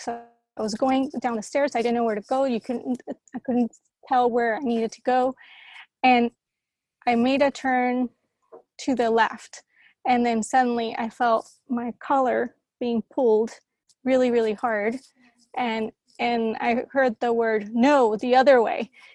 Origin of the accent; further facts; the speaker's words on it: Colombia; also born or lived in Costa Rica / San Francisco, United States; now in Amsterdam, Netherlands; I grew up in Colombia in the middle of like the Pablo Escobar time